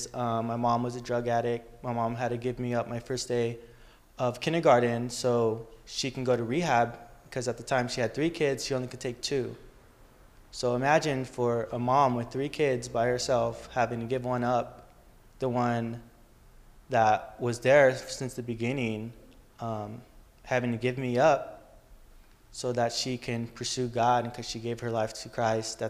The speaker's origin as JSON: {"language": "English", "town": "Riverside", "region": "California", "country": "United States", "tie": "born or raised there", "also_born_or_lived": "San Bernardino, California", "said": "I'm originally from San Bernardino in the hood"}